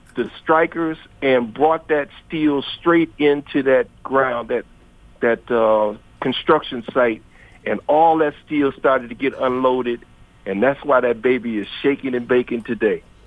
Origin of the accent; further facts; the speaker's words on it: Detroit, Michigan, United States; moved away; I'm from Detroit